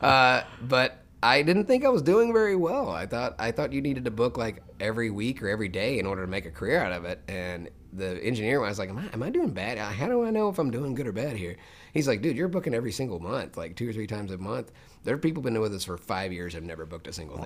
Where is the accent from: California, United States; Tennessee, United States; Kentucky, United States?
Tennessee, United States; Memphis; moved away as an adult; I was born in Memphis, Tennessee